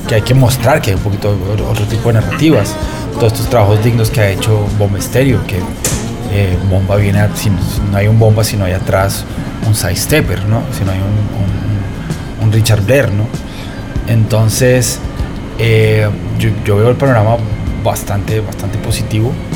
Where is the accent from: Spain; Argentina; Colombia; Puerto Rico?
Colombia; en Colombia, el que nació en los 80s o en los 70s, yo nací en los 80s, el 85